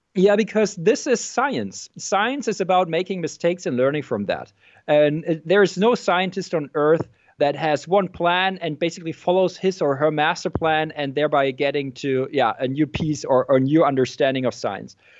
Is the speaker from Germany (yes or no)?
yes; Germany; also born or lived in Berkeley, United States / Frankfurt, Germany; I am from Germany.